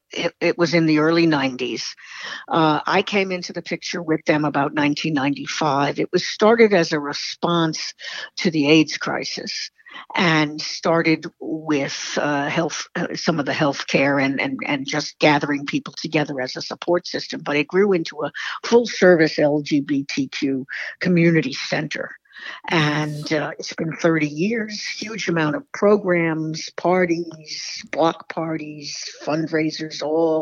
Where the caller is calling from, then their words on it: Florida, United States; I'm a snowbird and I'm calling from Florida.